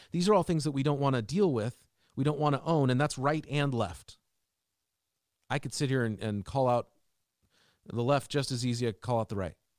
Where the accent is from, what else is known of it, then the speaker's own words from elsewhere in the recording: Seattle, Washington, United States; As a kid growing up in Seattle